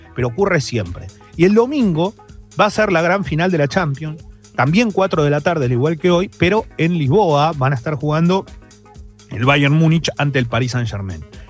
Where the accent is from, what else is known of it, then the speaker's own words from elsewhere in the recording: Argentina; somos los argentinos, estamos acá